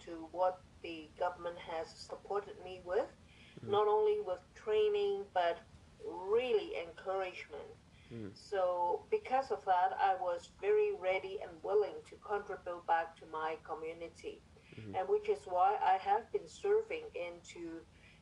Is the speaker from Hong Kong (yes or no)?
yes; Hong Kong; moved away as an adult; also born or lived in Ontario, Canada; now in Richmond Hill, Canada; I came from Hong Kong 40 years ago. I came with my husband and my two-year-old